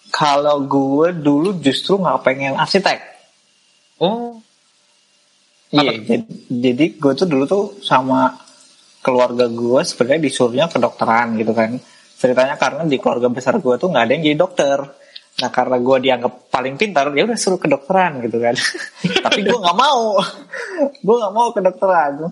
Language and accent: Indonesian; Bekasi, West Java, Indonesia; dan gue dulu impian sebagai anak Bekasi kayaknya gue harus kuliah merantau Jogja tuh udah udah dreamnya Bekasi banget ya.